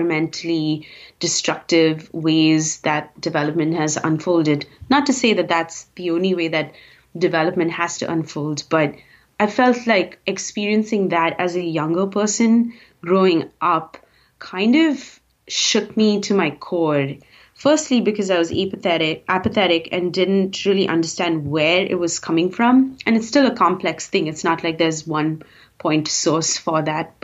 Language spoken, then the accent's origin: English; Bangalore, Karnataka, India; moved away as an adult; also born or lived in Bombay, India; now in United States; growing up in Bangalore, middle class, super apathetic